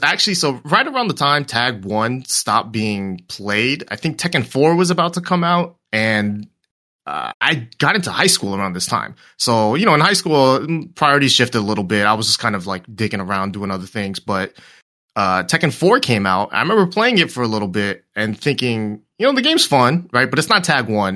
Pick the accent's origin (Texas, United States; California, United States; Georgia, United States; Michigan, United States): California, United States; Torrance; SoCal the whole way. Torrance, uh, I've been living here for a while